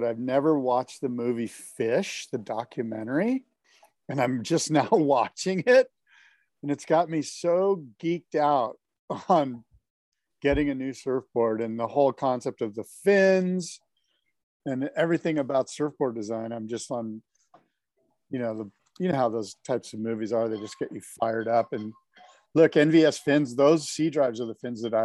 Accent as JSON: {"language": "English", "town": "San Diego", "region": "California", "country": "United States", "said": "I'm from San Diego"}